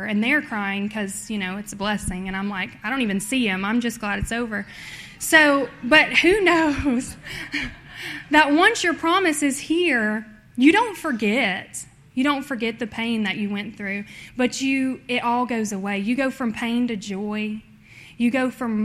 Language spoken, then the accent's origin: English; Tennessee, United States; I'm from Tennessee.